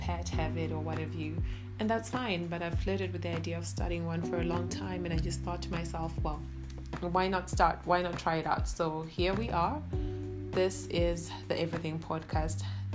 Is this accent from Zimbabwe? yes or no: yes; Zimbabwe; first language Shona; English is a second language; now in Canada; I was born and raised in Zimbabwe, and I'm currently living in Canada